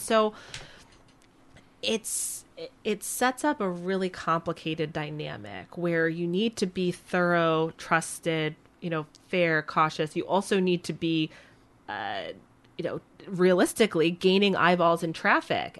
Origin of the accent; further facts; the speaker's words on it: Vermont, United States; now in Minnesota, United States; I grew up in Vermont